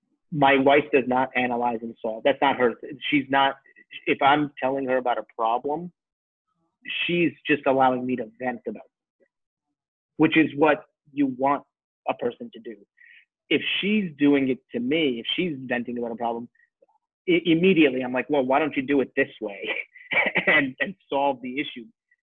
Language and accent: English; New York, United States; born there; I'm Indian, right? And so when you're growing up first generation Indian, I was born here. My parents born in India.